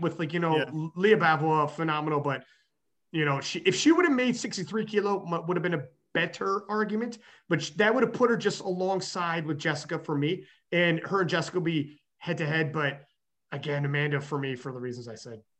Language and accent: English; Canada; I'm Canadian